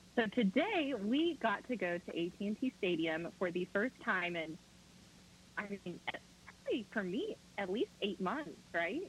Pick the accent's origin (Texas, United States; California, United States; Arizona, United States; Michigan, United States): Texas, United States; Fort Worth; I am from Fort Worth, Texas